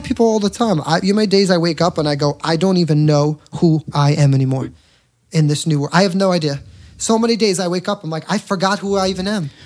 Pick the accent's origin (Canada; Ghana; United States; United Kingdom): United States; New York; I'm from New York